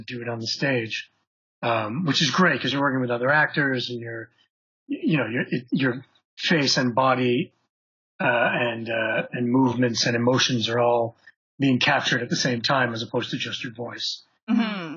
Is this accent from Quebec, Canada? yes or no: yes; Montreal, Quebec, Canada; moved away as an adult; we're both from Montreal.